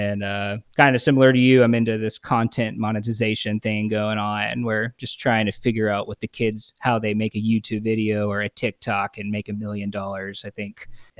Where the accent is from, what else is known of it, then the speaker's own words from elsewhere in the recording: Houston, Texas, United States; also born or lived in Tulsa, Oklahoma; I'm from Houston, Texas, born and raised, big fan of Houston.